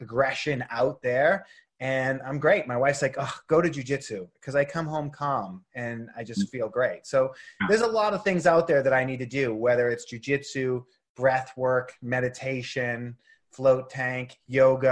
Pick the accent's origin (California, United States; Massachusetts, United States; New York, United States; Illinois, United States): Massachusetts, United States; Boston; moved away as an adult; also born or lived in Los Angeles; growing up in Boston